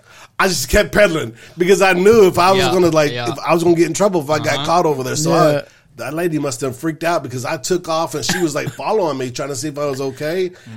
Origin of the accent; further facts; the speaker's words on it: Jacinto City, Texas, United States; we moved from Jacinto City in third grade.